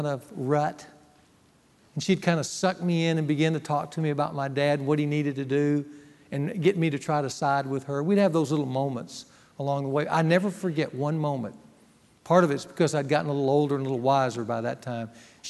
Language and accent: English; Ruston, Louisiana, United States; moved away; Ruston, my hometown